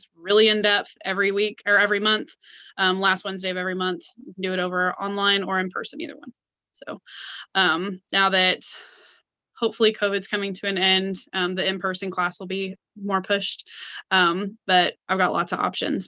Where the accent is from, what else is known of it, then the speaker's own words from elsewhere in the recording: Clarksville, Tennessee, United States; I'm from Clarksville. I live here in Clarksville, Tennessee